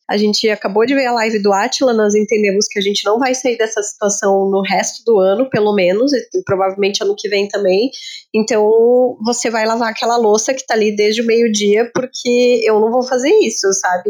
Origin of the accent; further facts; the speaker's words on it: Santa Catarina, Brazil; nós, eu e Marina, que somos de Santa Catarina